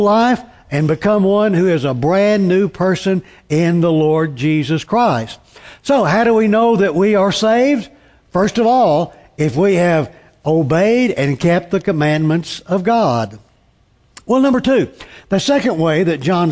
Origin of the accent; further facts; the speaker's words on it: Tulsa, Oklahoma, United States; When I grew up in Tulsa